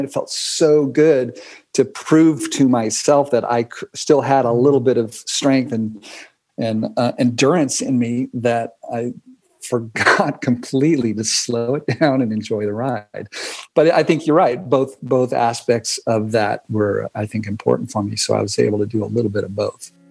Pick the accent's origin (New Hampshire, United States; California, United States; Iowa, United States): California, United States; I was from California. I mean, it's like written on my forehead